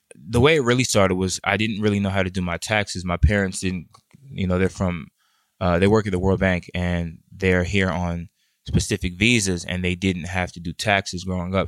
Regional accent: Washington, District of Columbia, United States; also born or lived in Boston; I'm from the D C metropolitan area

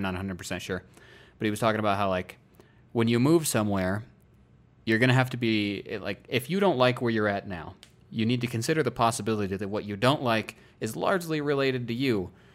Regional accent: Iowa, United States; moved away as an adult; now in Colorado, United States; I wanted to not turn thirty in my home state

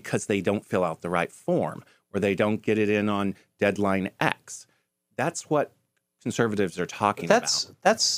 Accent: Wichita, Kansas, United States; I'm from Kansas.

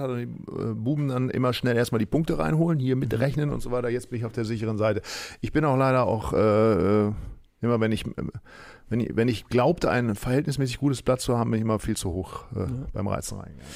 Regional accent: Northern Germany, Germany; ich als Norddeutscher

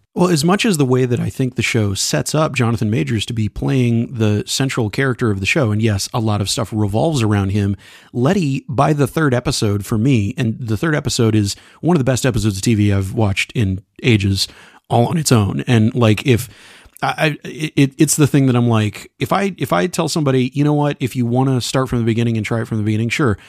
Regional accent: Texas, United States; accent: twang; I'm from Texas, and there's a little bit of twang that comes in sometimes

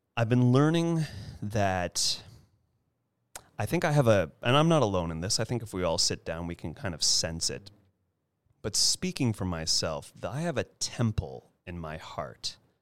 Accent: California, United States; I'm a California boy, born and raised, have yet to move anywhere else

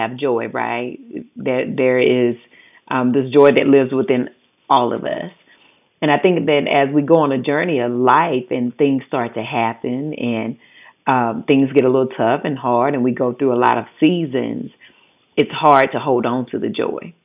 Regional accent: the South, United States; accent: Southern; moved away; I'm from the South. I had always been told that my accent was ignorant.

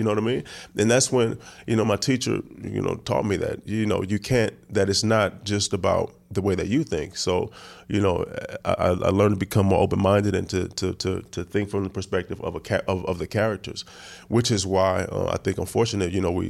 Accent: Oakland, California, United States; also born or lived in New Orleans; Yeah, well, Magnolia, I'm from the Magnolia Projects. Then I lived there for a while, but then I moved and grew

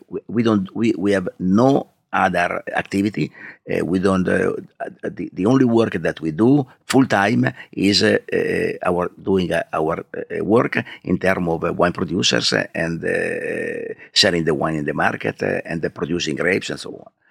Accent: Alba, Piedmont, Italy; English is a second language; I grew up, I grew up in Alba, that is a town, is the main town of, uh, Langhe district.

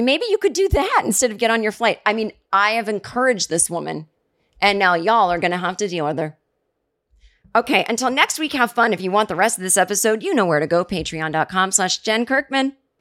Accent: Massachusetts, United States; now in Brooklyn, United States; I'm from the East Coast

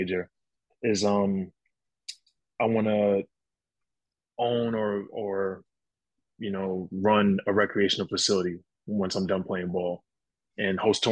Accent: North Babylon, New York, United States; moved away as an adult; also born or lived in Bloomington, Indiana; now in Hungary; I'm from New York

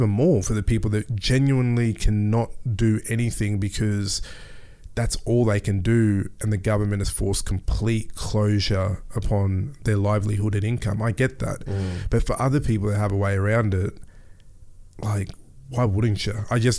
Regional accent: Melbourne, Victoria, Australia; born there; I was born in Melbourne. My dad was literally first generation from Ghana. Came here with $30 and some clothes.

